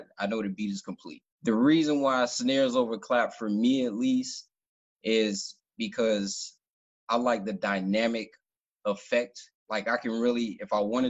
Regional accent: Miami, Florida, United States; also born or lived in Hallandale Beach, Florida; I'm originally from Miami, Florida

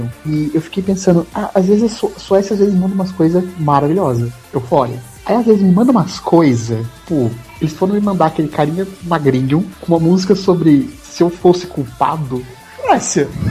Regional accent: Assis, São Paulo, Brazil; Assis, que é no interior do interior de São Paulo

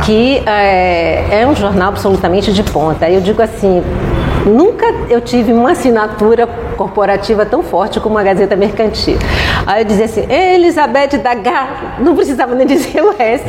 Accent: Bahia, Brazil; Eu sou baiana

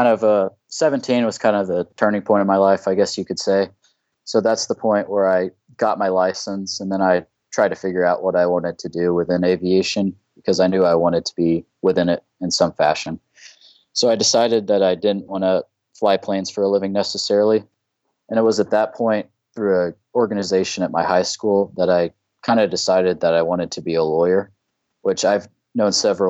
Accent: Topeka, Kansas, United States; moved away; I'm from Topeka, Kansas originally.

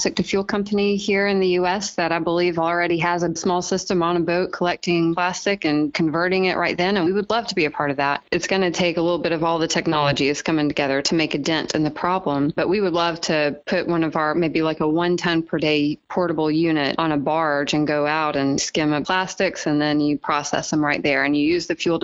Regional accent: Birmingham, Alabama, United States; Born and raised in Birmingham, Alabama.

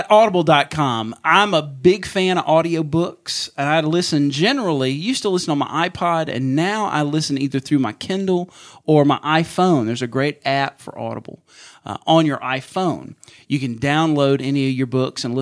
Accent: Mississippi, United States; I'm from Mississippi

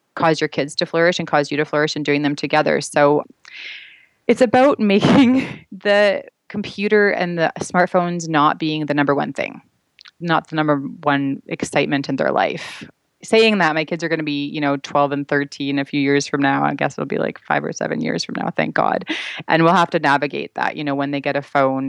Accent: Vancouver, British Columbia, Canada; now in Toronto, Canada; I'm actually from Vancouver. I now live in Toronto

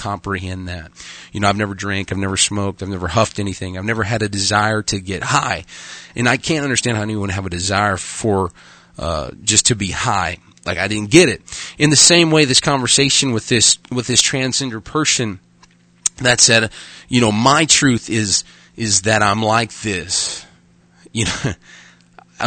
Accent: Arkansas, United States; now in Dickinson, United States; I'm from Arkansas, but I did go to public school.

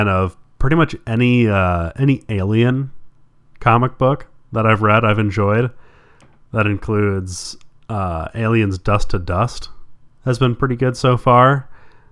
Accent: Midwest, United States; I'm from the Midwest.

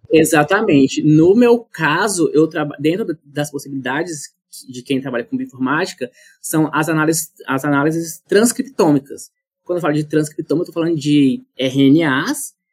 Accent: Monte Alegre do Piauí, Piauí, Brazil; also born or lived in Goiás / Ribeirão Preto; now in New Haven, United States; Eu sou natural do estado do Piauí

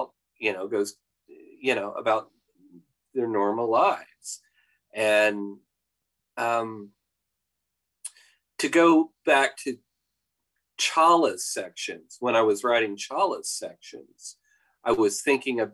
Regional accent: Oklahoma, United States; I grew up in Oklahoma

